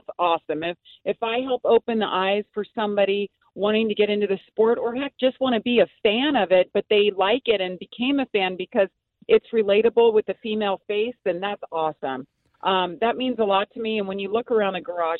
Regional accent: United States; I grew up in Lake Tahoe

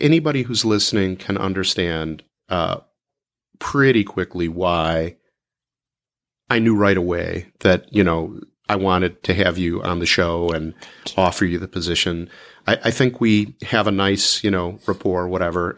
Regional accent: Chicago, Illinois, United States; also born or lived in Oak Park, Illinois; I grew up in Chicago

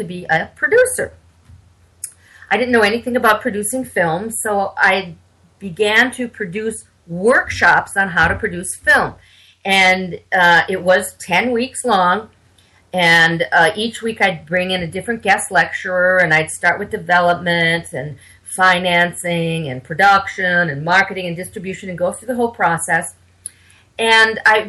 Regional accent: Minnesota, United States; moved away; I'm from Minnesota originally. And back in the Twin Cities, which is Minneapolis-St. Paul area.

